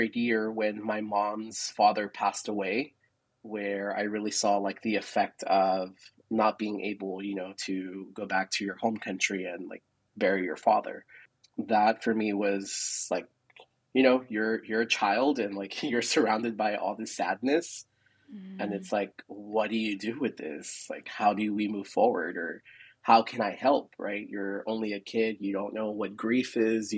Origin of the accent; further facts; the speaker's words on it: San Antonio, Texas, United States; also born or lived in El Paso, Texas; I am from San Antonio, Texas. I was born and raised here.